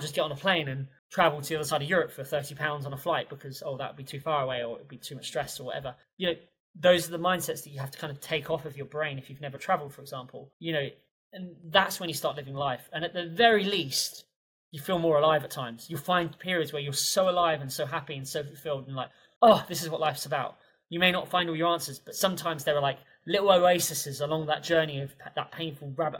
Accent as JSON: {"language": "English", "region": "England", "country": "United Kingdom", "said": "classical English polite person that I am."}